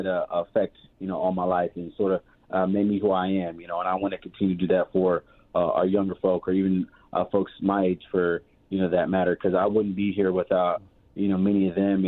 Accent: Virginia House District 95, United States; I went to elementary school in the district, went to middle school, and I graduated from Tallwood High School

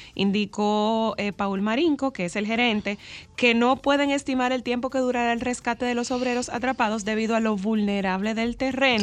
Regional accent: Dominican Republic; nosotros como dominicanos

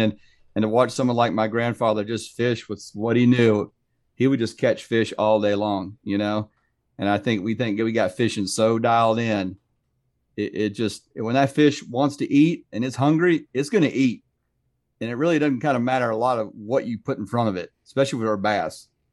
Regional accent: Sanford, Florida, United States; also born or lived in Lake Mary, Florida; I'm a third generation Floridian, so I was born and raised in Sanford, live in Lake Mary now

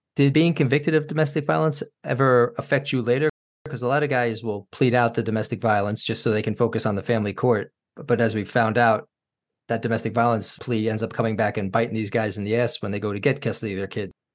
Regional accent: Yorktown, New York, United States; also born or lived in Brooklyn; moving us out of Brooklyn when they did, I mean, growing up in Yorktown was a blessing

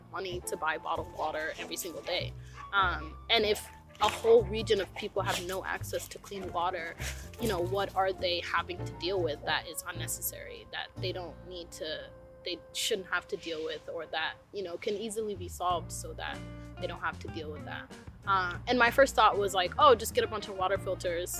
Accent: South Sudan; now in Portland, United States; I'm Nuer, I'm from the Nuer tribe of South Sudan

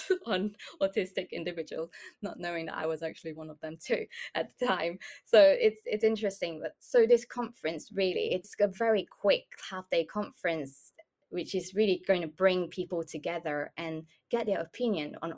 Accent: Malaysia; moved away; I grew up in Malaysia

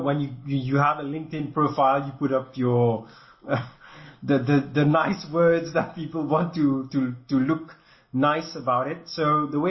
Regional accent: Mauritius; accent: a bit French; I'm from Mauritius, and that's my country where I come from this part of the world.

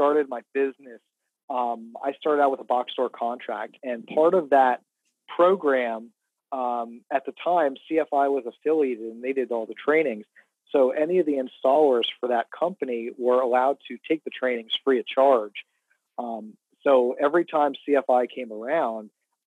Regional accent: Jersey Shore, New Jersey, United States; I'm from the Jersey Shore. I live in South Jersey.

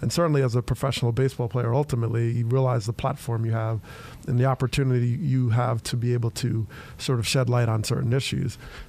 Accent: Teaneck, New Jersey, United States; I grew up in Teaneck, New Jersey, and it's about 6 miles right outside of New York.

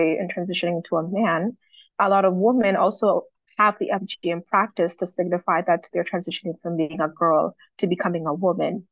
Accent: Kenya; now in Toronto, Canada; I'm from Kenya. I was born and raised in Kenya, and I also grew up here in Toronto.

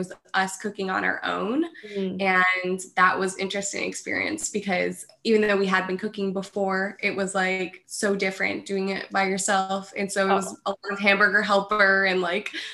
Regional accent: Livonia, New York, United States; I'm from Rochester, well, south of Rochester, New York, actually Livonia. So it's in upstate New York.

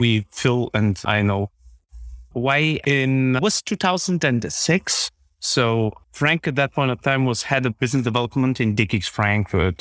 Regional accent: Plovdiv, Plovdiv Province, Bulgaria; moved away as an adult; now in Germany; I have been born in, in, in Plovdiv, Bulgaria, which is the second largest city in this country.

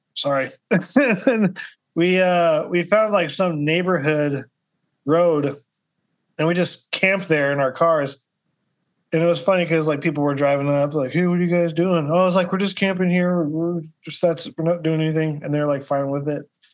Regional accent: Kansas City, Missouri, United States; also born or lived in Des Moines, Iowa / Mexico; now in Florida, United States; I'm from the Midwest originally. I'm from Kansas City, Missouri

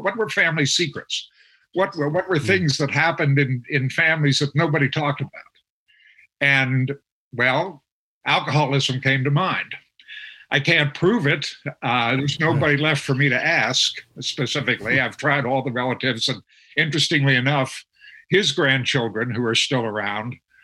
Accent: Harrisburg, Pennsylvania, United States; When I was growing up in Harrisburg, my family was not a family that kept alcohol in the home

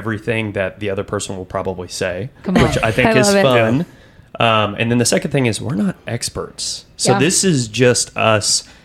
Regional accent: Tulsa, Oklahoma, United States; I grew up in Tulsa, Oklahoma, and I'm actually down here for 2 months in Dallas

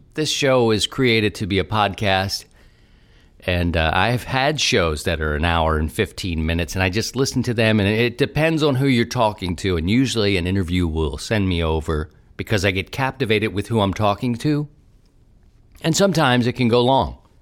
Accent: Baltimore, Maryland, United States; accent: Baltimore; moved away; also born or lived in Philadelphia; I've been thinking about my hometown a lot recently, and, uh, I miss it

